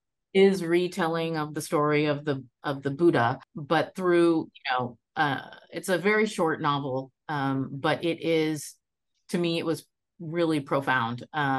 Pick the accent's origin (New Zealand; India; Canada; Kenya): India; West Bengal; I was born in India. I am Bengali, so I come from the state of West Bengal on the eastern side of India.